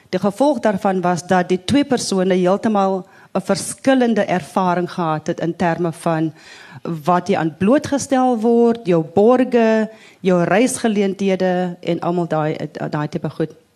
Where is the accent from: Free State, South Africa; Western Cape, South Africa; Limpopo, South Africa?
Western Cape, South Africa; Wellington; 'n Wellingtoner waar ek vandaan kom